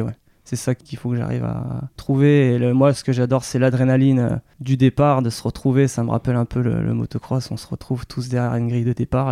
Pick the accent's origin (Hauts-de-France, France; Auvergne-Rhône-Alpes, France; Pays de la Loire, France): Auvergne-Rhône-Alpes, France; Annecy; also born or lived in Mâcon; now in Saône-et-Loire, France; on s'est vite euh, séparés, expatriés du côté de Haute-Savoie. Euh, aux alentours d'Annecy. Euh, donc j'ai fait mon enfance, euh, scolarité